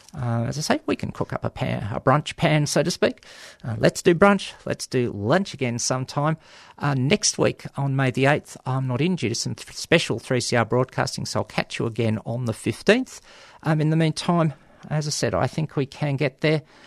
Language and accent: English; Australia